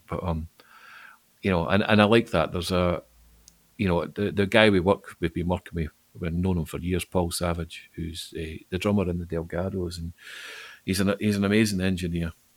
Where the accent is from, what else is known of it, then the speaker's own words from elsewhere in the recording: Falkirk, Scotland, United Kingdom; moved away as an adult; now in Glasgow, United Kingdom; I'm not from Glasgow. I, I, was born and grew up in Falkirk, but I moved here uh, about the same time we were talking about earlier, about 1999.